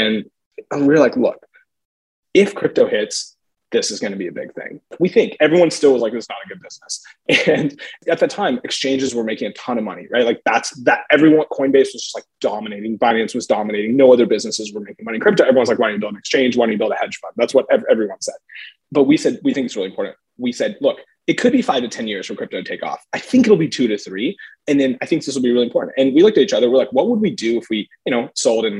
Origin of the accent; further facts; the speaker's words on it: Texas, United States; moved away as an adult; also born or lived in Stanford; I grew up in Texas.